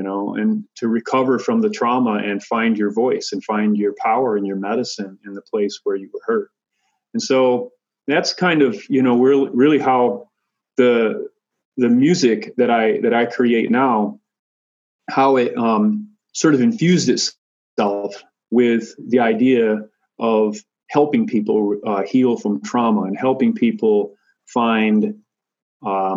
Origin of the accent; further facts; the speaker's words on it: Michigan, United States; Having grown up far away from my Lakota ancestors and relatives, I grew up in Michigan, far away from them